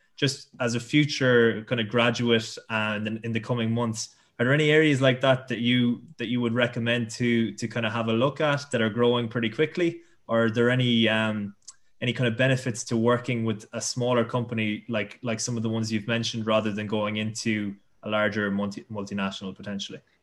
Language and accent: English; Tipperary, Munster, Ireland; I'm from Tipperary myself